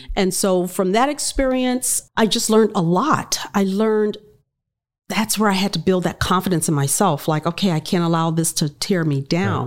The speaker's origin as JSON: {"language": "English", "town": "Miami", "region": "Florida", "country": "United States", "tie": "born or raised there", "said": "I'm black, I'm a female, I grew up in Liberty City"}